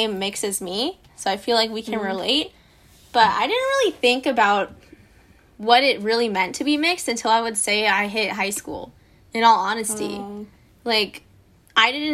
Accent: Cupertino, California, United States; Born and raised in Cupertino, hella Asian, goes to Monta Vista

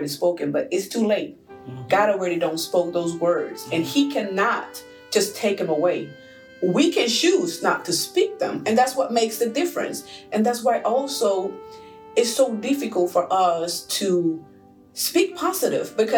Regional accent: Puerto Rico; moved away; I'm from an island, I'm from Puerto Rico

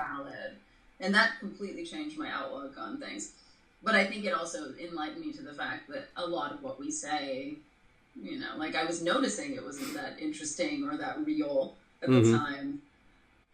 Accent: Toronto, Ontario, Canada; I grew up in Toronto, Canada, so, like, culturally that's a little bit different.

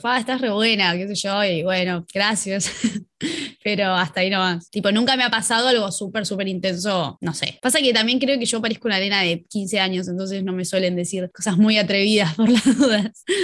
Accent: La Plata, Buenos Aires Province, Argentina; Mi infancia en La Plata, una infancia bastante común

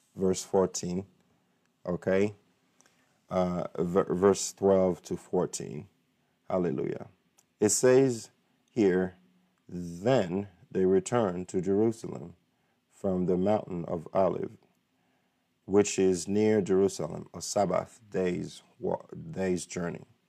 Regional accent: Haiti; now in United States; I'm from Haiti, but this is my country

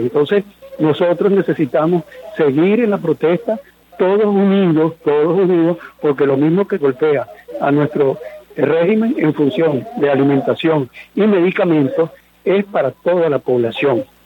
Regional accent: Venezuela

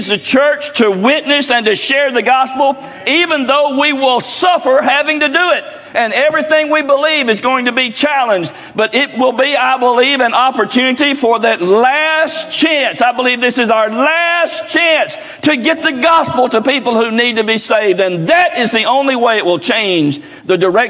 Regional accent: Oakland, United States; growing up in Oakland, going to grammar school all 8 years in that little bitty four-room schoolhouse

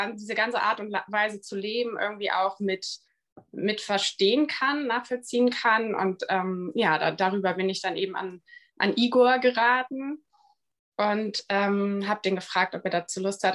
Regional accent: Bremen, Germany; moved away; ich komme ursprünglich aus Bremen.

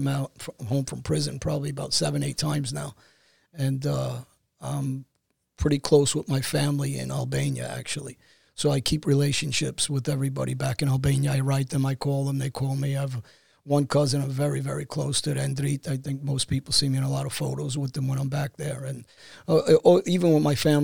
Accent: New York City, New York, United States; Woodhaven. It's Jamaica Avenue. I was on the border of East New York and Queens, Brooklyn and Queens

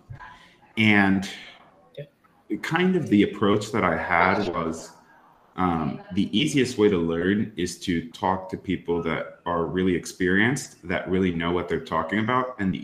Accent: East Coast of the United States, United States; I grew up on the East Coast of the United States

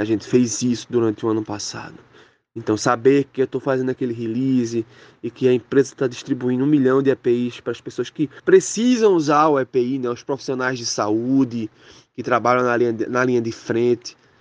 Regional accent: Gameleira, Pernambuco, Brazil; also born or lived in Ribeirão, Pernambuco; eu nasci na cidade de Ribeirão, na zona da Mata Sul, de Pernambuco, mas eu só nasci mesmo, porque toda a minha infância e minha adolescência eu vivi em Gameleira

